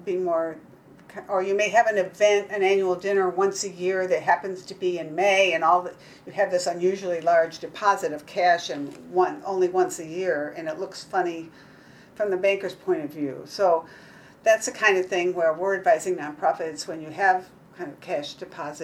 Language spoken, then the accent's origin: English; Kentucky, United States; I'm from Kentucky